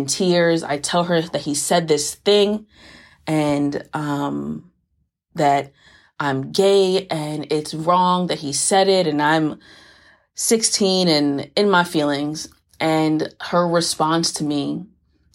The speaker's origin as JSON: {"language": "English", "town": "New York City", "region": "New York", "country": "United States", "also_born_or_lived": "Florida", "moved": "yes", "said": "I'm originally from the Bronx, had a pit stop in Florida between Palm Beach and Tampa, which molded me into partially the person I am today, and now I'm back in the Bronx"}